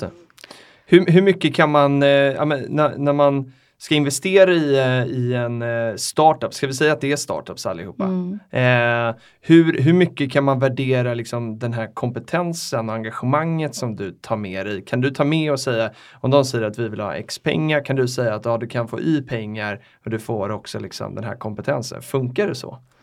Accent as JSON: {"language": "Swedish", "country": "Sweden"}